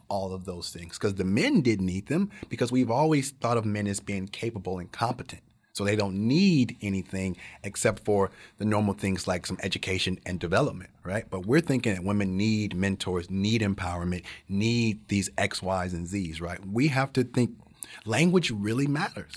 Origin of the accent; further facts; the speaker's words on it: the South, United States; growing up in the South, very poor